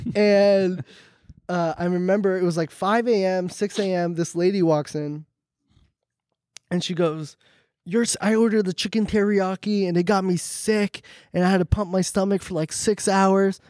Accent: Orange County, California, United States; I'm from Orange County

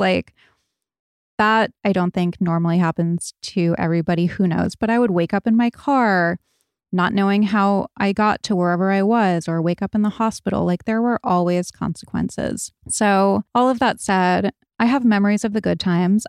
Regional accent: Rhode Island, United States; I grew up in Rhode Island.

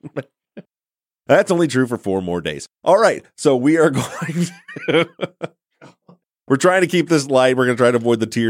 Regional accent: Michigan, United States; moved away; my home state of Michigan

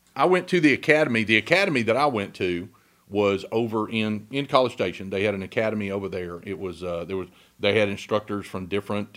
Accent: Huntsville, Texas, United States; also born or lived in Navasota, Texas / Trinity, Texas; as a little boy, we lived in Huntsville

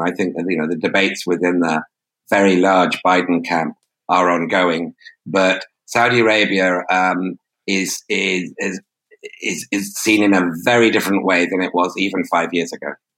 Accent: United Kingdom; as a Brit

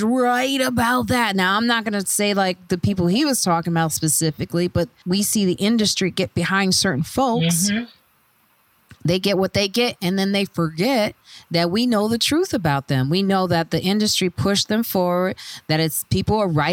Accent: Chicago, Illinois, United States; I'm from Chicago

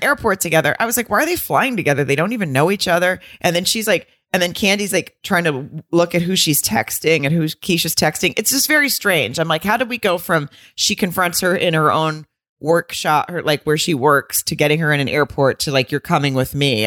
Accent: Arkansas, United States; moved away; also born or lived in Atlanta; I'm from Arkansas and I also lived in Atlanta for a lo-, a little period of time.

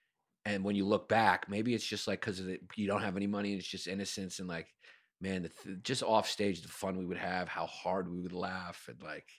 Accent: New York, United States; I was from New York.

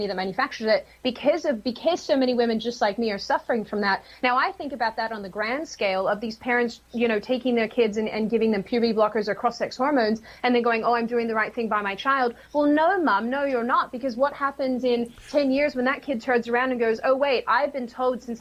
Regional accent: Australia; Australia, my home state, my home city

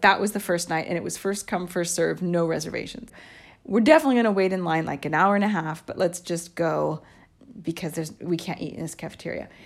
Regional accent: United States; moved away as an adult; now in Italy; I grew up in the United States until I was in my mid-twenties, I guess I have become Italianized

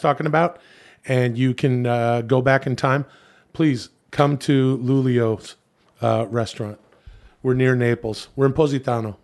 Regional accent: Ladner, British Columbia, Canada; I'm originally from Vancouver, the suburbs of Vancouver

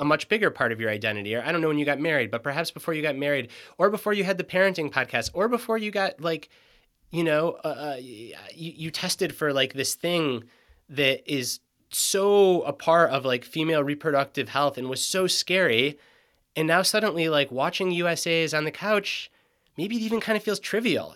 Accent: Michigan, United States; moved away as an adult; now in Western North Carolina, United States; I grew up in Michigan

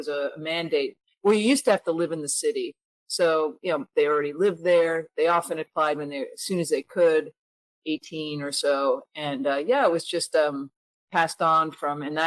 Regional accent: Connecticut, United States; I consider my hometown to be a tiny rural town in Connecticut

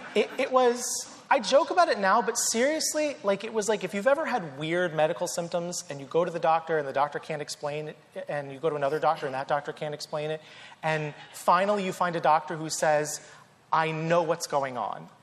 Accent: North Carolina, United States; I grew up in the South in North Carolina, grew up Southern Baptist

